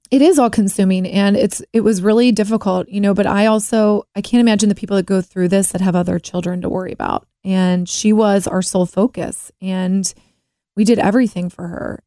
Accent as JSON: {"language": "English", "town": "Cincinnati", "region": "Ohio", "country": "United States", "tie": "born or raised there", "said": "Born in Cincinnati. I grew up in Mount Lookout"}